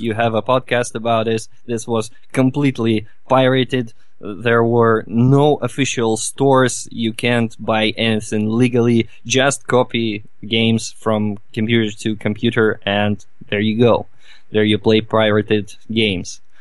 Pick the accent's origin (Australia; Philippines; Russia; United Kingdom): Russia; Novosibirsk, Novosibirsk Oblast; from Russia, from Novosibirsk. It's the very heart of Siberia